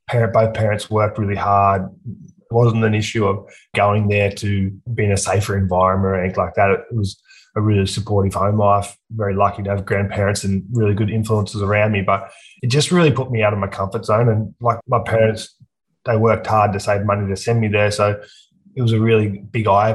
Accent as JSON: {"language": "English", "town": "Aberdeen", "region": "New South Wales", "country": "Australia", "tie": "born or raised there", "also_born_or_lived": "Scone", "lives_now": "Newcastle, Australia", "said": "I grew up in a small country town called Aberdeen, which is about an hour and a half north of Newcastle."}